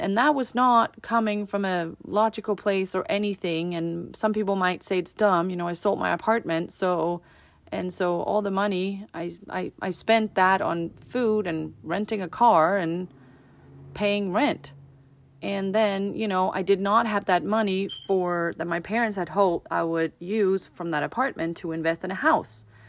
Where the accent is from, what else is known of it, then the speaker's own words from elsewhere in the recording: Denmark; now in United States; I'm from Denmark and here in America